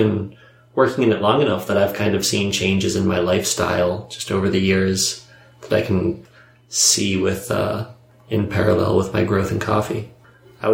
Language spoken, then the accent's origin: English; Maryland, United States; I grew up around Maryland.